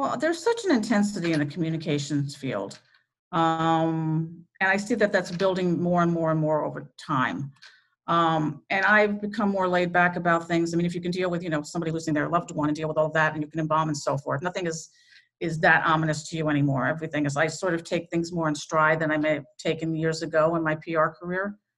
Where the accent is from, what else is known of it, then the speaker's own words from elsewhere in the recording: New York, United States; moved away as an adult; now in Connecticut, United States; I'm from New York, but I did my apprenticeship, as I said, in Connecticut